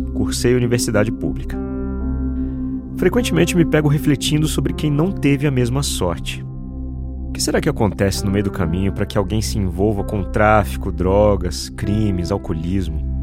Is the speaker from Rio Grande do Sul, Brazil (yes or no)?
no; São José dos Campos, São Paulo, Brazil; Eu nasci num bairro simples em São José dos Campos, São Paulo